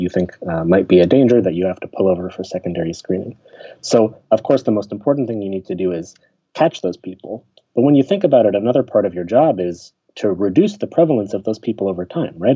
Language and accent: English; Pittsburgh, Pennsylvania, United States; moved away as an adult; also born or lived in Chicago; I grew up in Pittsburgh, which is a city, but uh, a pretty friendly, smaller city kind of in the Midwest, not quite the east, east coast of the United States